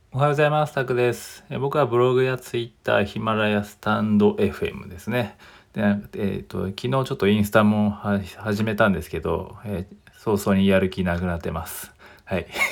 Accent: Japan; also born or lived in Australia

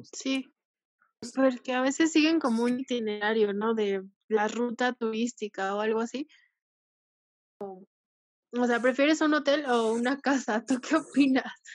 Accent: Mexico; como mexicanos

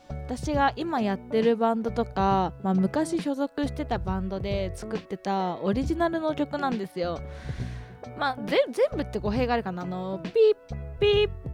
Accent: Hokkaido, Japan; 私の地元北海道

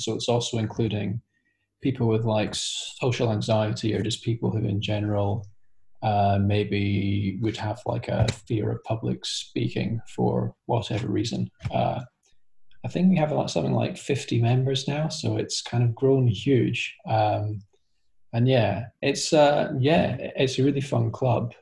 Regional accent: Scotland, United Kingdom; now in London, United Kingdom; I'm currently living in London, although I'm originally from Scotland.

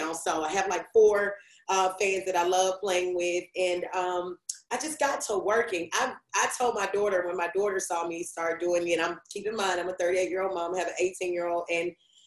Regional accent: Memphis, Tennessee, United States; I'm just old country girl with city goals. I'm from Memphis, Tennessee.

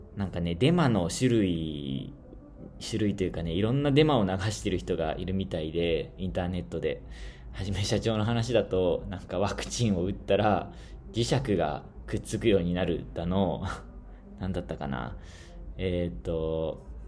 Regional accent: Shizuoka, Japan; moved away as an adult; also born or lived in Papua New Guinea; now in Tanzania; 僕の出身の静岡市

